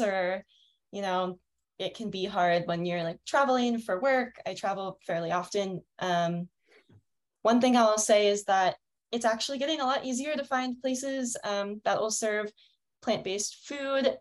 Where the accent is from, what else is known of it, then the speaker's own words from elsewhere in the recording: Fulton County, Pennsylvania, United States; also born or lived in Denver, Colorado; now in Colorado, United States; I'm actually from Pennsylvania, from Fulton County.